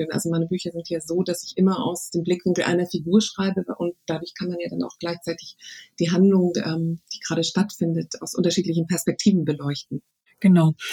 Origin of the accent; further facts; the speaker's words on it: Berlin, Germany; Also ich bin ja Berlinerin und ich würde sagen, am liebsten bin ich eine Wanderin zwischen den